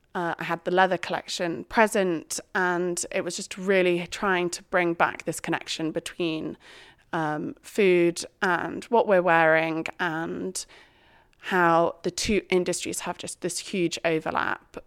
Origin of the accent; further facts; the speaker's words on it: Shropshire, West Midlands, United Kingdom; I was brought up in Shropshire as part of a very farming family